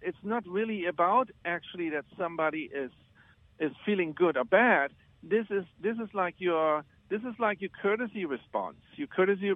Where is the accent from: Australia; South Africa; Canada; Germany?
Germany; moved away as an adult; now in United States; I was born in Germany. When I came to the United States in the 90s